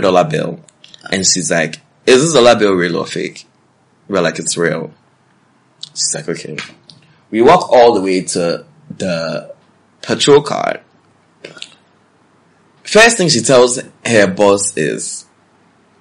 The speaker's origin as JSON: {"language": "English", "region": "New York", "country": "United States", "said": "I'm from New York, because that's where I'm from."}